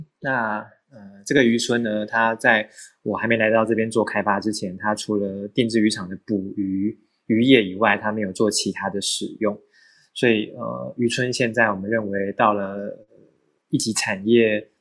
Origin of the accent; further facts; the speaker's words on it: Changhua County, Taiwan; also born or lived in Taichung / Taipei; now in Hualien, Taiwan; 我是彰化人，但是念书生活在台中，然后后来毕业之后就到台北上班，然后现在在花莲。